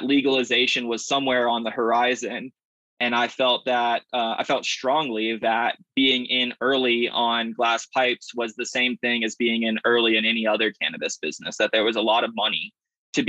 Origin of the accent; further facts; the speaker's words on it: the South, United States; also born or lived in Atlanta, Georgia / Berkeley, California / San Rafael, California; now in Colorado, United States; I grew up in the South